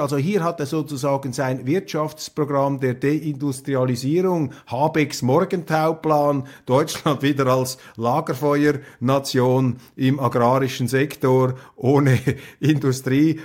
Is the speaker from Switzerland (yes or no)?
yes; Switzerland; als Schweizer